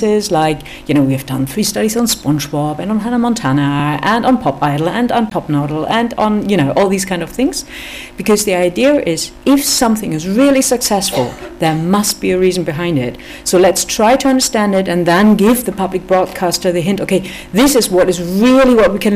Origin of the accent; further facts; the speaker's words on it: Germany; I'm from Germany, so I'm a little bit from the outside